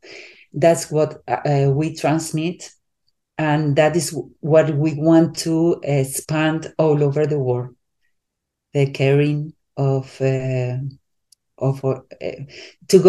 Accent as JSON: {"language": "English", "country": "Spain", "said": "I'm from Europe, I'm from Spain. So I'm not, my culture is different than in United States."}